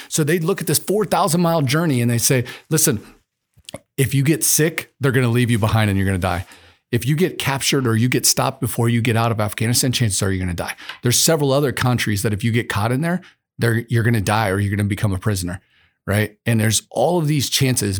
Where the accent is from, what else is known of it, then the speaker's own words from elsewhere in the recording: United States; I was a kid growing up in America